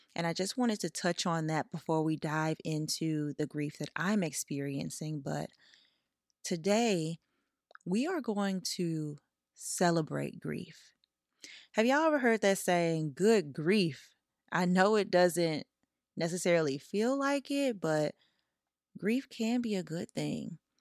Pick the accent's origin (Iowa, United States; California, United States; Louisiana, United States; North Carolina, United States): Louisiana, United States; now in Los Angeles, United States; I'm from Louisiana. My entire family is in Louisiana